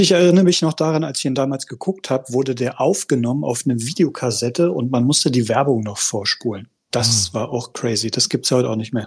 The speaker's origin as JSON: {"language": "German", "town": "Düren", "region": "North Rhine-Westphalia", "country": "Germany", "said": "aus Düren"}